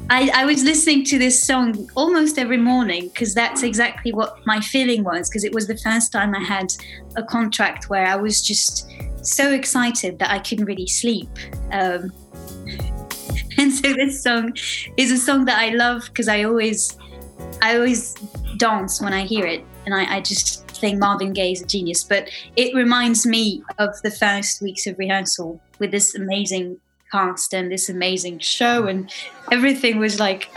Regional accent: Switzerland; moved away as an adult; also born or lived in London; arrived in Switzerland back home

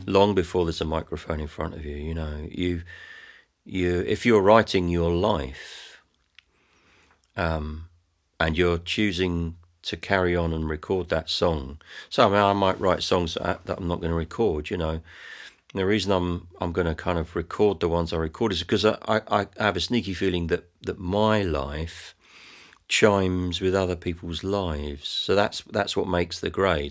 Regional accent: England, United Kingdom; my stuff sounds English, but, it, but, but for no other reason than that it's where I'm from

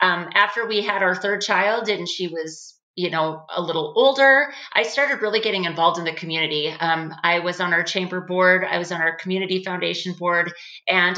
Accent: Oakes, North Dakota, United States; I'm actually from Oaks, North Dakota, where I'm at now. Was born and raised here

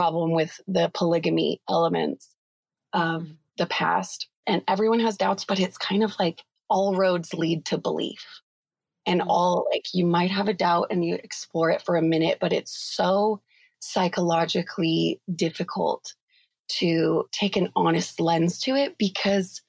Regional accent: Utah, United States; I was raised in Utah County. So that's like 45 minutes south of Salt Lake

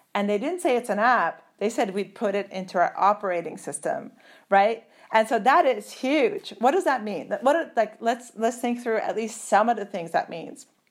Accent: Turkey; moved away; also born or lived in Germany; I'm originally from Turkey. I'm officially German.

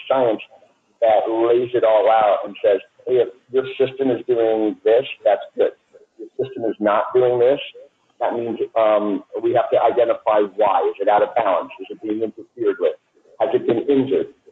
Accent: New York City, New York, United States; I grew up in New York City

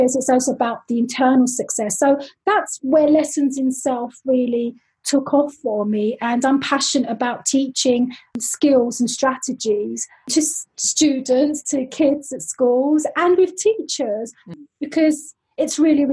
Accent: London, United Kingdom; accent: London; moved away as an adult; now in Switzerland; I am originally from London, as you can probably tell from my lovely London accent, and I am now based in lovely Switzerland

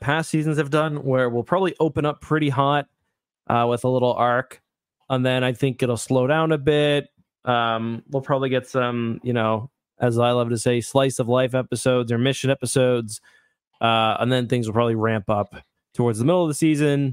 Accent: Canada; we are Canadian

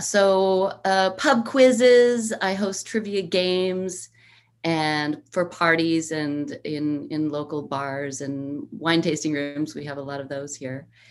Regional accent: United States; also born or lived in Italy (ancestry); i am obviously American

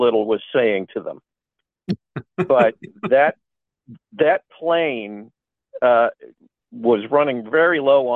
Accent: Cleveland, Ohio, United States; I grew up in Cleveland, and we didn't have as many movie channels

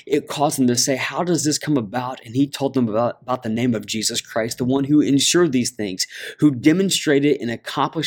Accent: Ohio, United States; I grew up in Ohio

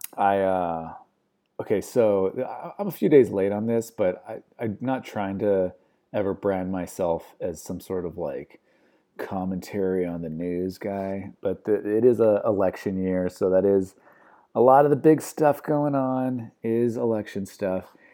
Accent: United States; I'm American

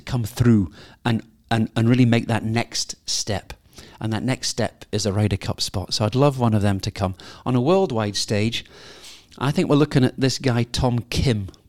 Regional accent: Scotland, United Kingdom; I'm a Scot. I'm a very proud Scot.

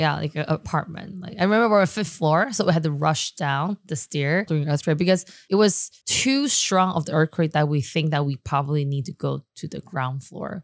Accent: Taipei, Taiwan; also born or lived in Taichung / Shanghai; I actually grew up in born and raised in Da area

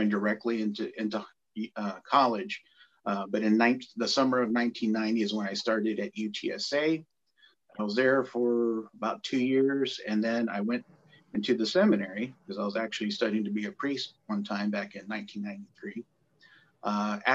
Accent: San Antonio, Texas, United States; now in Cibolo, United States; having grown up just across the railroad tracks from Fort Sam Houston

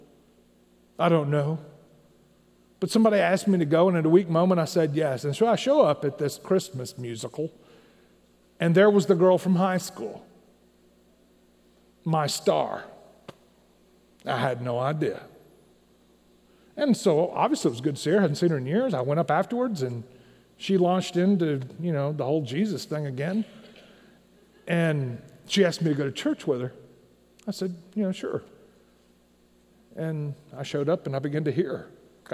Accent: Tennessee, United States; I grew up in Tennessee

